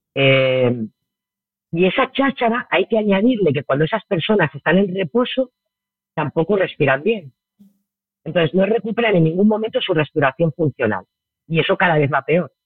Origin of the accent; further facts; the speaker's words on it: Barcelona, Catalonia, Spain; moved away as an adult; also born or lived in Murcia; now in Bali, Indonesia; yo soy de Barcelona y me fui a vivir a, Murcia ya hace bastantes años